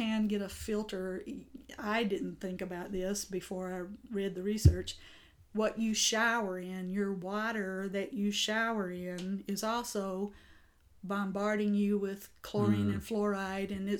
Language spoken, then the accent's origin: English; the South, United States; I grew up in the South